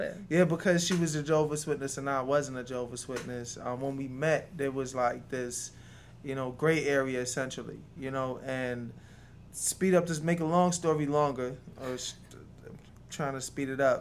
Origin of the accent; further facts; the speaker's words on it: New York City, New York, United States; also born or lived in Jamaica; now in Georgia, United States; Originally, I'm from uh, Jamaica, but I grew up in New York City. Yeah, I spent most of my years in New York City